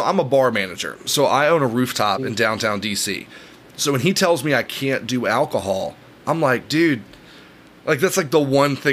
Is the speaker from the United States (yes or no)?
yes; Knoxville, Tennessee, United States; moved away as an adult; now in Washington, D.C., United States; I was born in Tennessee. I grew up in Knoxville, Tennessee